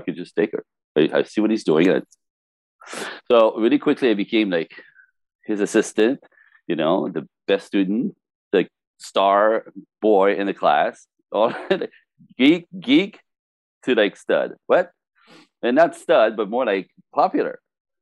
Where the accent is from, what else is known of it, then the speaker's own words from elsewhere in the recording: Quebec City, Quebec, Canada; moved away; also born or lived in Los Angeles; I was born French Canadian in Quebec City, number four out of five kids